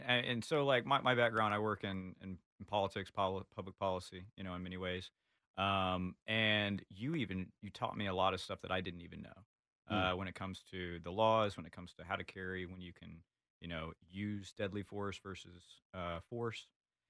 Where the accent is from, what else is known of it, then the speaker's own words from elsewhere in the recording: Houston, Texas, United States; also born or lived in Arkansas; know, I'm kind of like a city boy in the country. From Houston to Austin, so you know, the outdoors. I was born in Arkansas, so I spent some time out there